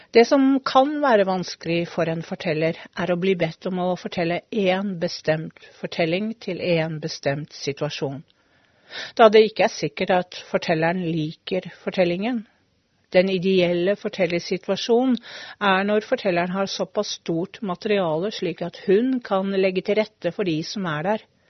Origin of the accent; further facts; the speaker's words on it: Hvaler, Østfold, Norway; jeg er jo fra Hvaler, en øy, eller en øy på Hvaler. En øy som heter Asmaløy.